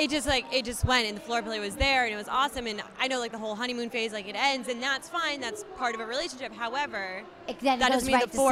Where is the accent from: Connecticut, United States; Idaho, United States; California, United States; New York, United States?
Connecticut, United States; I'm from Connecticut, just along with Katie, and I'm 24.